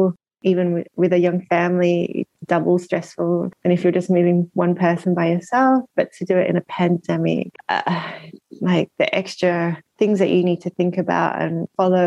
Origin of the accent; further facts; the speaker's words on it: Melbourne, Victoria, Australia; moved away as an adult; also born or lived in Japan; now in London, United Kingdom; I'm Australian originally, from Melbourne